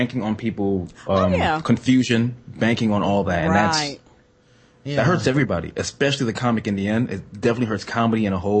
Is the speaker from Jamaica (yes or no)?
yes; Jamaica; I'm Jamaican.